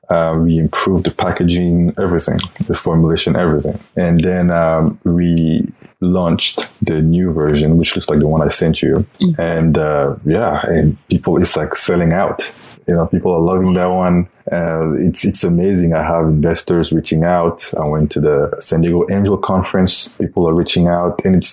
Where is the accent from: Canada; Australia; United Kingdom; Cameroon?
Cameroon; English is a second language; moved away as an adult; also born or lived in Belgium; now in United States; Well, I'm from Cameroon in Africa. Actually, I was born in Belgium.